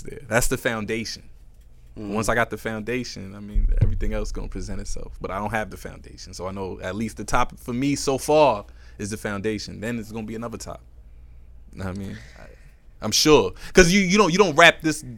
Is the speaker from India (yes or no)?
no; New York City, New York, United States; I'm from Woodside